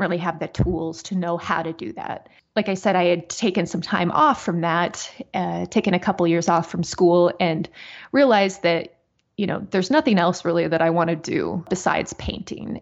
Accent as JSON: {"language": "English", "region": "South Dakota", "country": "United States", "tie": "born or raised there", "also_born_or_lived": "West Plains, Missouri / Wyoming", "moved": "as an adult", "lives_now": "Missouri, United States", "said": "I was born in West Plains, Missouri, but uh, we moved up to South Dakota when I was, I think, around one. And I was there until like my mid 20s"}